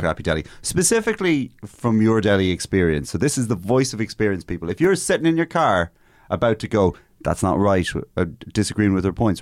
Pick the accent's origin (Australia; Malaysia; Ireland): Ireland; Castlebar, Connacht; there was an estate in Castlebar where I'm from called Maryland.